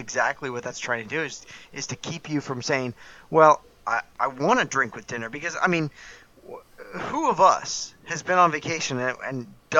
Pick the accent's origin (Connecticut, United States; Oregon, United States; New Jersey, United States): New Jersey, United States; I'm from New Jersey, or I live here in New Jersey.